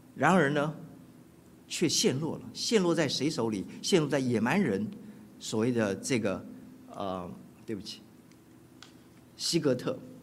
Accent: Keelung, Taiwan; now in United States; 我是出生在， 呃， 台湾的北部的一个渔港，叫基隆， 我也成长在那里

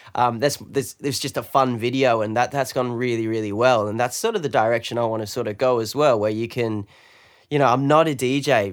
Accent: London, United Kingdom; now in Australia; I'm British. I'm from London

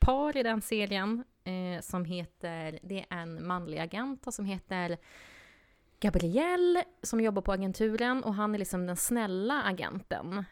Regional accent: southern Sweden, Sweden; moved away; jag kommer från södra Sverige

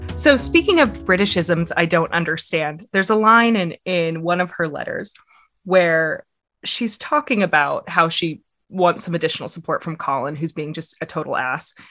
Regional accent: United States; accent: American; my American accent

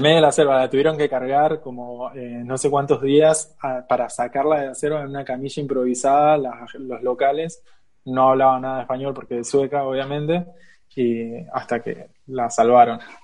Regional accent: Argentina; also born or lived in Switzerland / China; now in Barcelona, Spain; yo soy argentino

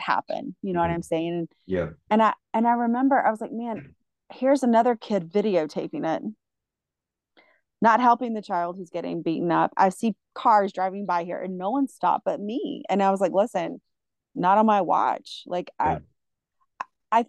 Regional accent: the South, United States; moved away; especially as a female growing up in the South

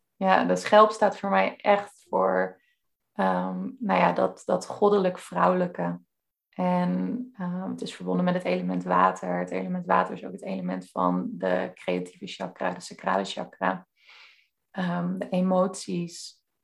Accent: Veluwe, Gelderland, Netherlands; ik kom dus van de Veluwe ook zelf

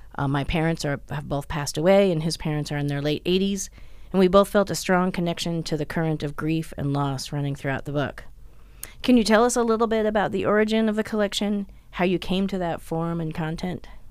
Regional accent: New Jersey, United States; I'm from New Jersey

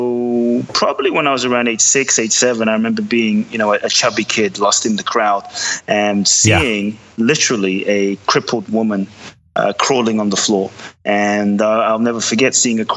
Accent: London, United Kingdom; also born or lived in Ghana; now in United States; I was born in Ghana, West Africa. My father's from Ghana. My mother is Japanese, but I grew up in London

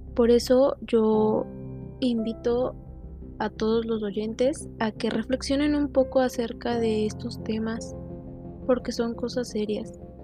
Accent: Mexico; en mi caso soy de México

